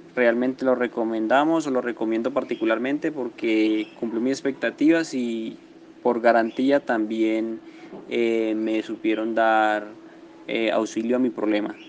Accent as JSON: {"language": "Spanish", "country": "Colombia", "said": "soy de Colombia"}